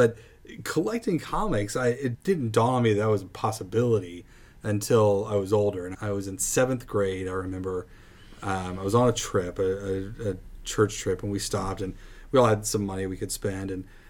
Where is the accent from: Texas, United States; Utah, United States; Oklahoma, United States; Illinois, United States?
Texas, United States; Plano; I grew up in Plano